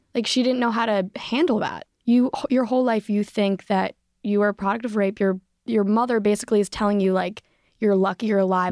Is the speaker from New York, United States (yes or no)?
no; Philadelphia, Pennsylvania, United States; I grew up in Philadelphia